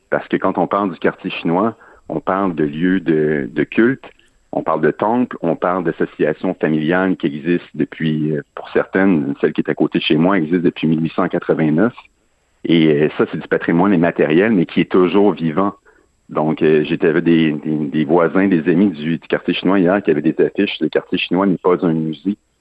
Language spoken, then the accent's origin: French; Chambly, Quebec, Canada; je suis je suis pas natif de Montréal, je suis natif de Chambly